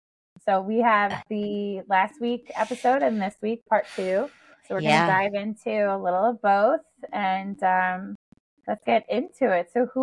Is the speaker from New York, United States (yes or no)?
yes; New York, United States; And I'm a New Yorker.